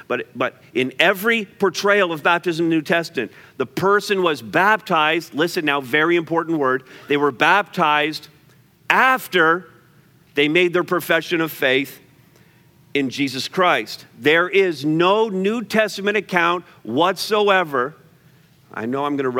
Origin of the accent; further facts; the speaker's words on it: Montreal, Quebec, Canada; I grew up in Montreal